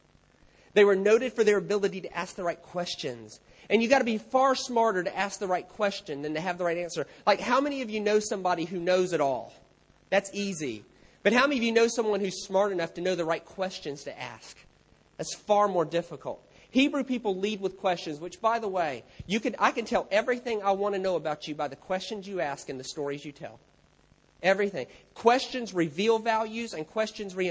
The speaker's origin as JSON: {"language": "English", "country": "United States", "said": "I'm American"}